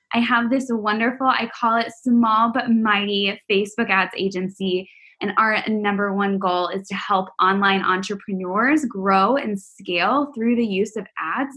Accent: Texas, United States; I'm from Texas

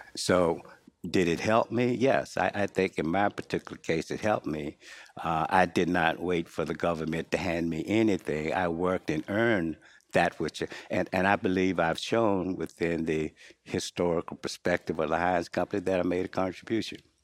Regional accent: Henderson, North Carolina, United States; moved away as an adult; also born or lived in Durham, North Carolina; now in Pittsburgh, United States; I grew up in North Carolina, um, Henderson, uh, area particularly.

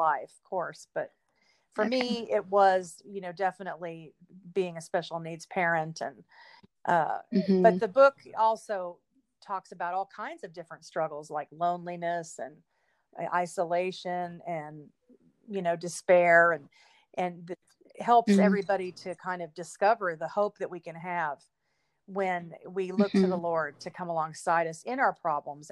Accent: Fort Worth, Texas, United States; moved away as an adult; now in Los Angeles, United States; I grew up in Texas, born in Fort Worth

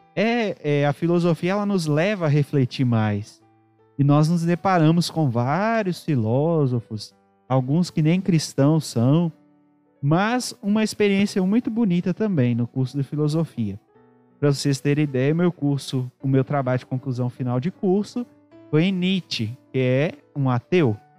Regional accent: Ouro Preto, Minas Gerais, Brazil; also born or lived in Mariana; sou natural da cidade de Ouro Preto, aqui próximo de nós

